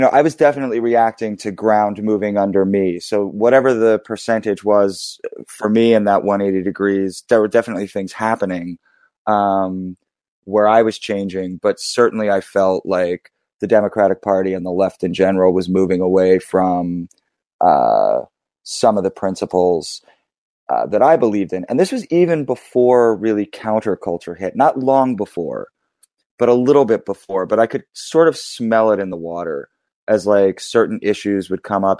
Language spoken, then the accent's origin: English; Philadelphia, Pennsylvania, United States; growing up in Philly